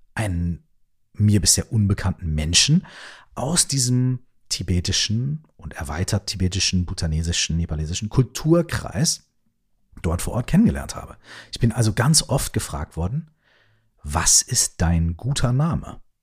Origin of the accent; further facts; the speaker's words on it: Germany; bei uns in Deutschland